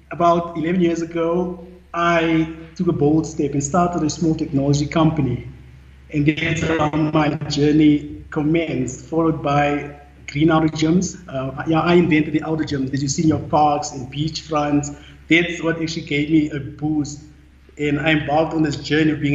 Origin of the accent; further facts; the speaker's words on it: Randfontein, Gauteng, South Africa; I was born in Randfontein on the West Rand, in a normal family